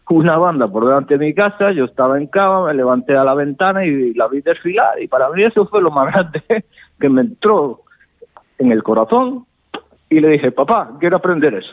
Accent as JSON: {"language": "Spanish", "town": "O Rosal", "region": "Galicia", "country": "Spain", "tie": "born or raised there", "said": "porque yo ya me formé en una banda de mi pueblo que es la agrupación musical do Rosal. Ahí empecé yo mi dote de mi primer lenguaje musical y acercarme al instrumento y estas cosas."}